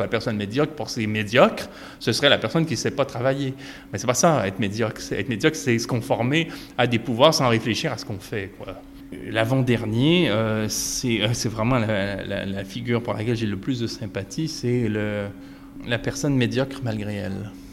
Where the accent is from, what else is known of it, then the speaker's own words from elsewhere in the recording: Quebec, Canada; chez nous au Québec